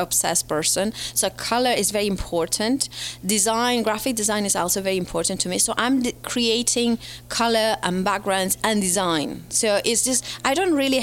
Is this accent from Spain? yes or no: yes; Spain; moved away as an adult; now in United Kingdom; Originally from Spain, living in the UK for the last 15 years.